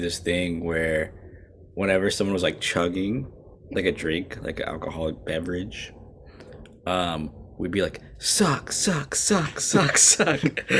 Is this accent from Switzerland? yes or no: no; Canada; Unfortunately, I am a Christian. I'm a Canadian.